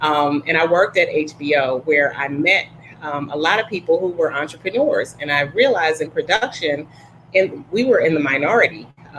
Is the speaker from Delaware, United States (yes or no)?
yes; Wilmington, Delaware, United States; also born or lived in Petersburg; So I'm originally from Wilmington, Delaware. My dad pastored in D.C. on Capitol Hill, and then he was in Petersburg. So I actually went to Petersburg High.